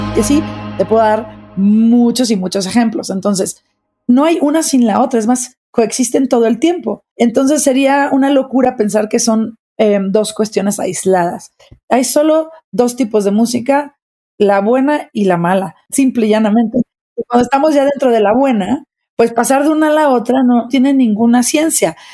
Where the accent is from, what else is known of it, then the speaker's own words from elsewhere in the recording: Mexico; soy directora de orquesta, soy mexicana, soy mamá